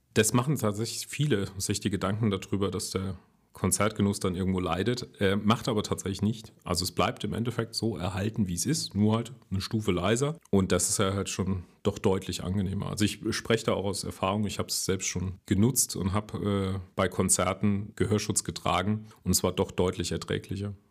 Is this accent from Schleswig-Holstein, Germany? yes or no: no; Saarland, Germany; komme ich ja aus dem Saarland